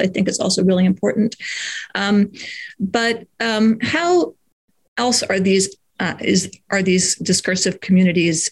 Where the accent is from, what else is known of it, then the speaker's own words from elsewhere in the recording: United States; speaking as an American in an American context